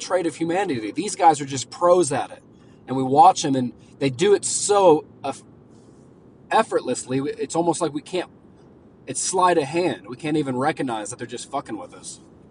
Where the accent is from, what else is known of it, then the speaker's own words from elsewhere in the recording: Oklahoma, United States; I'm from Oklahoma